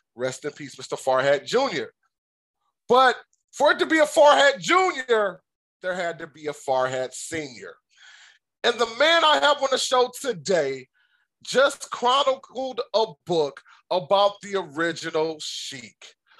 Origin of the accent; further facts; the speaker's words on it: Detroit, Michigan, United States; I'm actually from the Detroit area